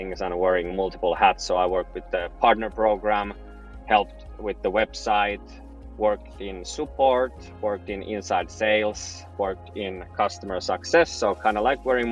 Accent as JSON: {"language": "English", "town": "Helsinki", "region": "Uusimaa", "country": "Finland", "said": "I'm from Helsinki, Finland"}